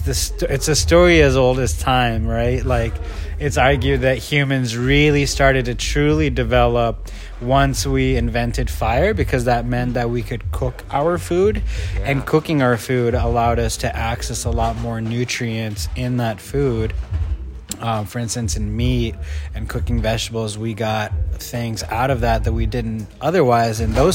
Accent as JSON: {"language": "English", "country": "Kenya", "tie": "born there", "said": "I was born in Kenya, but if you're hearing my voice, you can't see that I'm actually brown, like Pakistani. But I'm 5 generations ago, my family found itself in Kenya."}